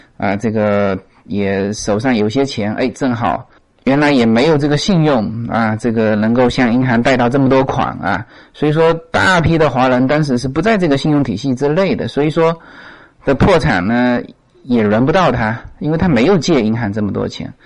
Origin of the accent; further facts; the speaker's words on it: China; now in United States; 我们中国人